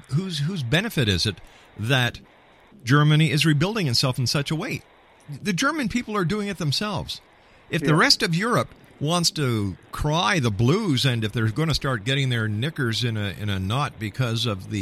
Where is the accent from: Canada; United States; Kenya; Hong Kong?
Canada; I'm a Canadian